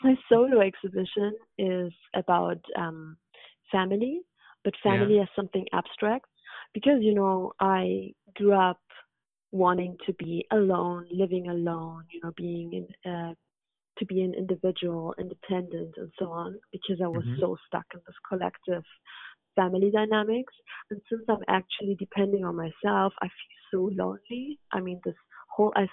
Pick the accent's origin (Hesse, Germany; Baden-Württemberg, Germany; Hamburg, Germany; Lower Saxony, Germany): Hamburg, Germany; also born or lived in Afghanistan / London; now in Berlin, Germany; in Hamburg, in my hometown where I grew up.